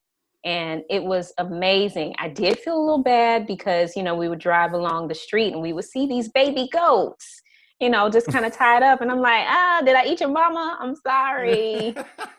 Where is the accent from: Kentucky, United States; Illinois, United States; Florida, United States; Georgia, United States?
Georgia, United States; Atlanta; also born or lived in upstate New York; now in California, United States; born and raised in Atlanta, grew up there